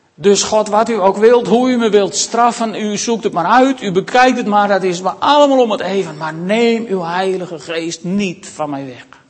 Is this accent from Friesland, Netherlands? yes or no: yes; Makkum, Friesland, Netherlands; ik ben opgegroeid in Makkem aan het IJsselmeer